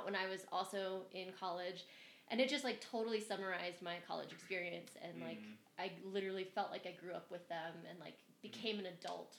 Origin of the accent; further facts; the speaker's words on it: East Coast, United States; I'm from the East Coast